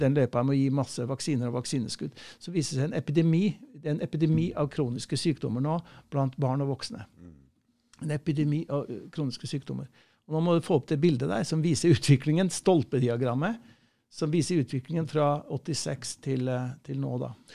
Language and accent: Norwegian; Nærøy, Namdalen, Trøndelag, Norway; accent: trønder; jeg er fra Namdalen